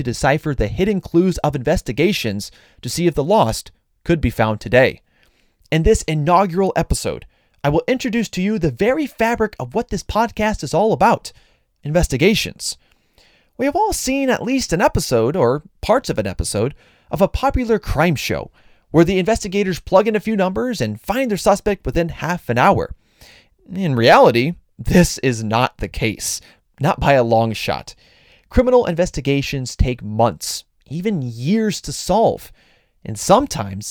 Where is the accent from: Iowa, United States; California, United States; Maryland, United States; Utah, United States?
Iowa, United States; my home state